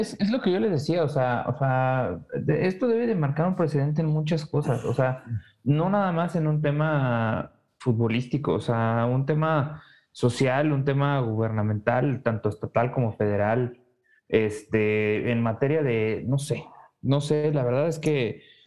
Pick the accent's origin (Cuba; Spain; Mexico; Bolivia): Mexico; yo yo como como mexicano